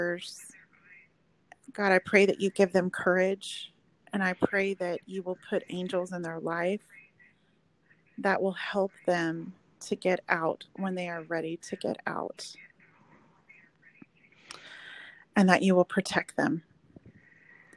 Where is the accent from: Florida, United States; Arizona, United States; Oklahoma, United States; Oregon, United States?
Oklahoma, United States; moved away as an adult; now in Texas, United States; I'm actually from Oklahoma originally, but I've lived here since college